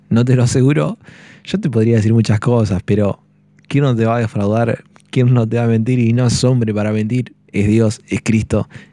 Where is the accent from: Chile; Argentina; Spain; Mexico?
Argentina; Valcheta, Río Negro; los que somos de Valcheta